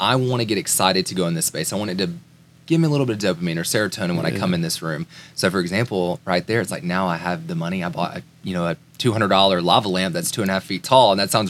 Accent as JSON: {"language": "English", "town": "Tuscaloosa", "region": "Alabama", "country": "United States", "tie": "born or raised there", "said": "I grew up in Tuscaloosa, Alabama, Roll Tide."}